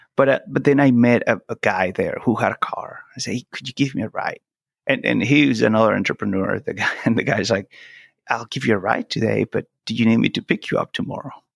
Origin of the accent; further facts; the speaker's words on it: Venezuela; first language Spanish; English is a second language; moved away as an adult; also born or lived in Italy / Brazil; now in United States; I'm from Venezuela